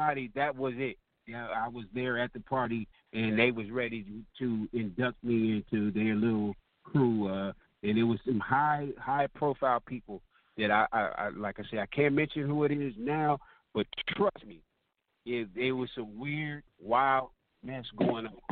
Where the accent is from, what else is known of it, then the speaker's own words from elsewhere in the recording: California, United States; I'm from California